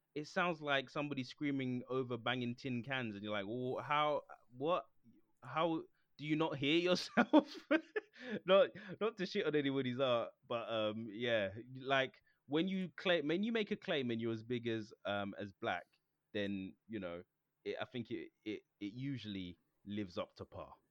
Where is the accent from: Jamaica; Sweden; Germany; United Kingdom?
Jamaica; me being Jamaican